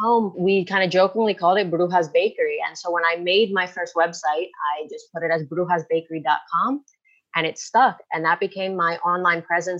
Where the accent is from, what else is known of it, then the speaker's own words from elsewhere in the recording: Philadelphia, Pennsylvania, United States; moved away as an adult; now in Madrid, Spain; growing up on the East Coast in the US, I'm from Philadelphia